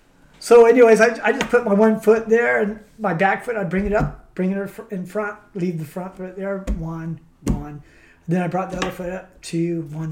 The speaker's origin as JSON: {"language": "English", "town": "San Clemente", "region": "California", "country": "United States", "said": "I'm from San Clemente."}